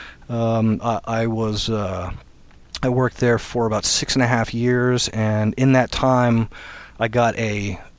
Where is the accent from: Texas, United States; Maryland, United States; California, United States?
Maryland, United States; moved away as an adult; now in Maine, United States; I was born and raised in Maryland